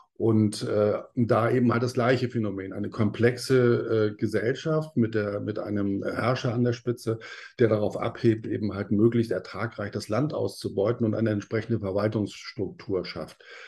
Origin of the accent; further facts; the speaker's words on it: Northern Germany, Germany; Ich bin aus Norddeutschland